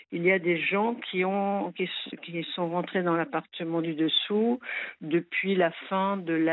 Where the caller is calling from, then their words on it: Strasbourg, Grand Est, France; alors, moi je suis de Strasbourg.